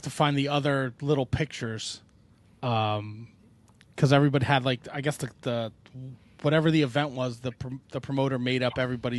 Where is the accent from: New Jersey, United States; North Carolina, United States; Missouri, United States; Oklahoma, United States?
New Jersey, United States; We're from Jersey.